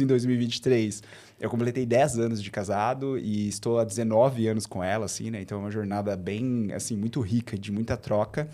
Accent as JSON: {"language": "Portuguese", "town": "Bauru", "region": "São Paulo", "country": "Brazil", "tie": "born or raised there", "accent": "R puxado (caipira r)", "said": "vocês vão perceber o meu sotaque, o meu R puxado. Uhum. Eu sou de Bauru, eu sou natural de Bauru, né, interior de São Paulo."}